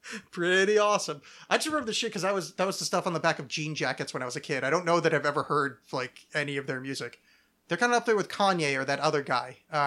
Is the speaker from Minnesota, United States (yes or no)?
yes; St. Paul, Minnesota, United States; I'm from St. Paul.